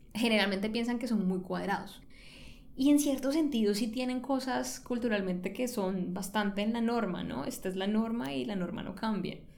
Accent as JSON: {"language": "Spanish", "town": "Cali", "region": "Valle del Cauca", "country": "Colombia", "tie": "born or raised there", "moved": "yes", "said": "yo soy caleña y pues yo crecí, me crié en Cali"}